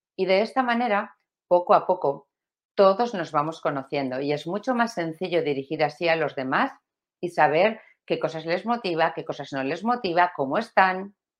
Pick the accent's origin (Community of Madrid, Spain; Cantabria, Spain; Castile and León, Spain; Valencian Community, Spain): Valencian Community, Spain; Valencia; de España como yo, bueno, y de Valencia como yo, yo soy valenciana